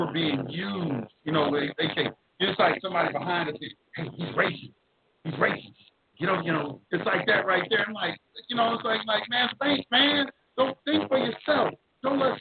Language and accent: English; Dallas, Texas, United States; moved away; also born or lived in Atlanta; I'm from Oak Cliff in Dallas, Texas, and I've been around my people